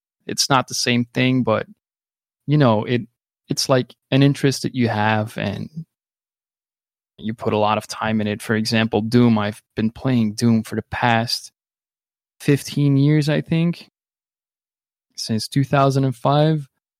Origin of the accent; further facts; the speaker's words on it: Flanders, Belgium; first language Dutch; English is a second language; Belgium, I speak Dutch because I'm from the Dutch part of Belgium.